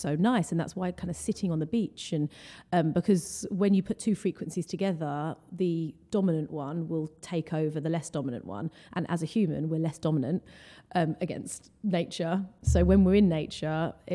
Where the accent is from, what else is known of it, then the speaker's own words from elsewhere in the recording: Essex, on the edge of London, East of England, United Kingdom; So I'm from London, born and raised. Actually, I grew up just outside of London in Essex, which is it's like a county